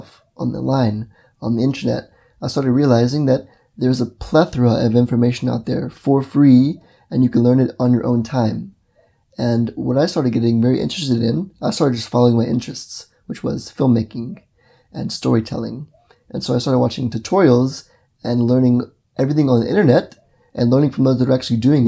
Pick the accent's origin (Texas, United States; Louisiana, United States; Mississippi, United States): Mississippi, United States; moved away; also born or lived in Brazil; I grew up in the United States of America in Mississippi